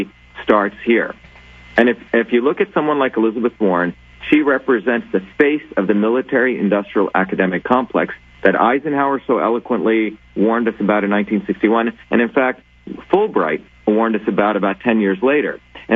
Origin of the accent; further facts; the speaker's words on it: India; now in United States; Michael, I came from India as a low-caste, dark-skinned Indian, what would be called a deplorable.